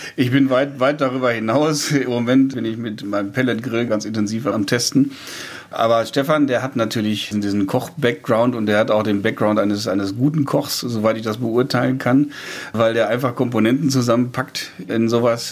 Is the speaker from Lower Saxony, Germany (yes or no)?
no; Lüdenhausen, North Rhine-Westphalia, Germany; Ich komme aus Lüdenhausen kleines Dorf